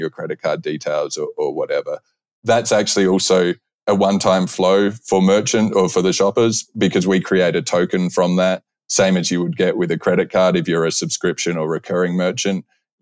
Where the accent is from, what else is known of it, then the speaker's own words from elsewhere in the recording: Australia; moved away as an adult; now in United States; I'm Australian. I've been in the US for over 10 years.